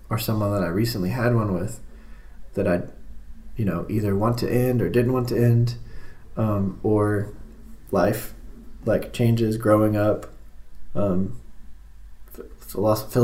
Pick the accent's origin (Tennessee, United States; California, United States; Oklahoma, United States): Tennessee, United States; Franklin; also born or lived in Leiper's Fork, Tennessee / Nashville, Tennessee; I grew up in Franklin, south of Nashville